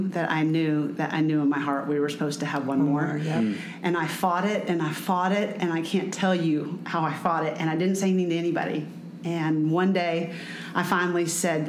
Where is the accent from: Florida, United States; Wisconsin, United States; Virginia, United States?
Florida, United States; Lakeland; moved away as an adult; now in Atlanta, United States; I grew up in Lakeland, Florida